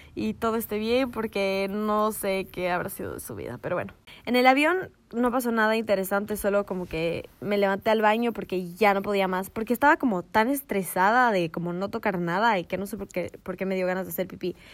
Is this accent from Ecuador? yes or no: yes; Ecuador; nosotras que éramos las, dos longas ecuatorianas